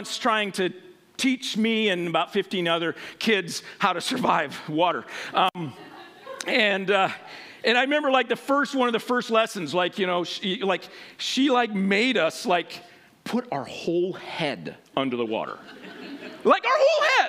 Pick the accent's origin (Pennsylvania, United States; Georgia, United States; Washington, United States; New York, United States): Washington, United States; Western; I grew up in Western Washington